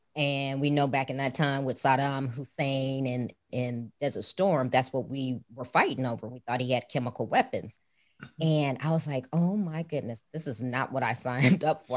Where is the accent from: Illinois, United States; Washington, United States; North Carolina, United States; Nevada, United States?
Illinois, United States; Chicago; moved away as an adult; now in Houston, United States; I grew up in Chicago